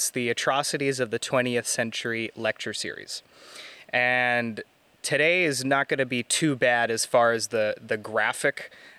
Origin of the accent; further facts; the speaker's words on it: Canada; But I feel that it's important as a Canadian as well to understand the perspectives that Indigenous people have.